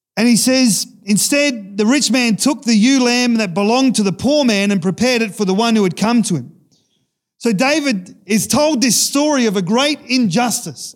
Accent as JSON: {"language": "English", "country": "Australia", "tie": "born or raised there", "said": "growing up in Sejuna, we had a church picnic"}